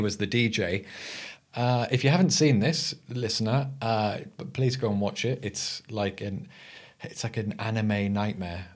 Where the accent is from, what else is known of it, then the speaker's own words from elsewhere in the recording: England, United Kingdom; I'm your English host